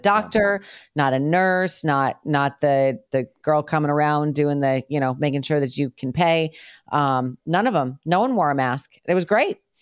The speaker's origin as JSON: {"language": "English", "country": "United States", "tie": "born or raised there", "also_born_or_lived": "New York / Connecticut", "moved": "yes", "said": "we grew up in New York and then Connecticut."}